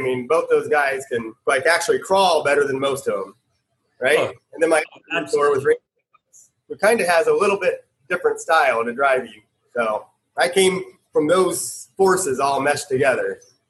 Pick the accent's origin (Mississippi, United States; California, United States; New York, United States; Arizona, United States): Arizona, United States; Phoenix; I grew up in Phoenix, Arizona, born and raised.